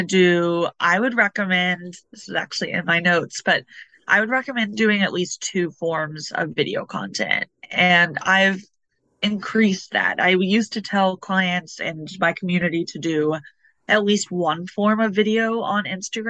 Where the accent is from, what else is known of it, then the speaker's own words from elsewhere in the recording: Louisville, Kentucky, United States; moved away as an adult; also born or lived in Brooklyn, New York City; now in New York City, United States; I'm originally from Louisville, Kentucky, which is the land of bourbon